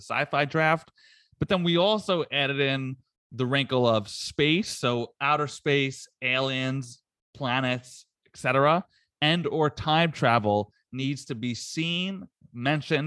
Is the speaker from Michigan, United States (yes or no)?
no; New Jersey, United States; I'm from Jersey